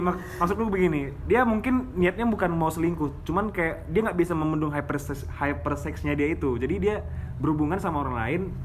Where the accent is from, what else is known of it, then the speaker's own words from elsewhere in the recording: Pekanbaru, Riau, Indonesia; moved away as an adult; now in Yogyakarta, Indonesia; asal saya dari Pekanbaru saya kuliah di Jogja